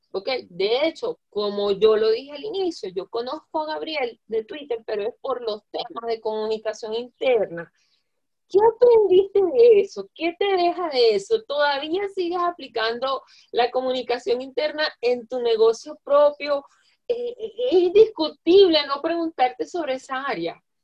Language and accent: Spanish; Zulia, Venezuela; Yo soy zuliana de punta a punta, de verdad, de punta a punta